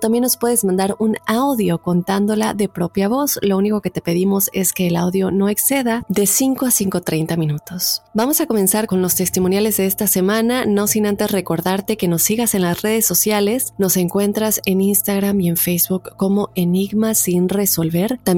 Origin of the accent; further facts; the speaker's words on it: Tulancingo, Hidalgo, Mexico; Yo soy de Tulancingo, Hidalgo, México una ciudad vieja, ya que cuenta con asentamientos prehistóricos y se cree que son muy viejos.